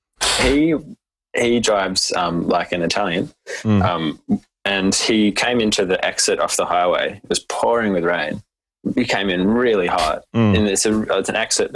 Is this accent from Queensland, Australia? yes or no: no; Lismore, New South Wales, Australia; my hometown. Yeah. Of Lismore